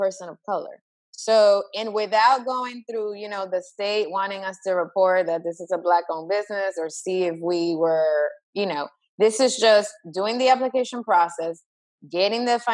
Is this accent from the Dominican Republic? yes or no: yes; Dominican Republic; moved away; I'm originally from the Dominican Republic